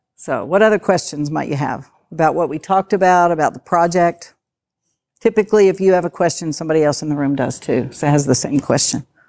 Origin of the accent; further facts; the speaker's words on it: West Virginia, United States; I'm from West Virginia, so I can say that. I talk slow